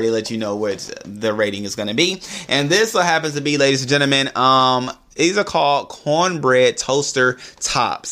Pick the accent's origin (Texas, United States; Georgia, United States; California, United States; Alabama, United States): Georgia, United States; Atlanta; I'm from Atlanta